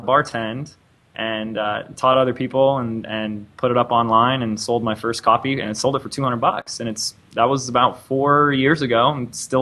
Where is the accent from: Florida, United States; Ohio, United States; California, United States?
California, United States; Laguna Beach; also born or lived in Los Angeles, California; Born and raised in Laguna Beach, California, the same city where they did a reality TV show on